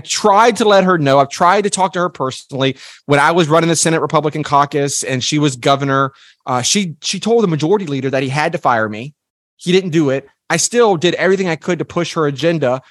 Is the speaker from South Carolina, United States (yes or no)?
yes; South Carolina, United States; born or raised there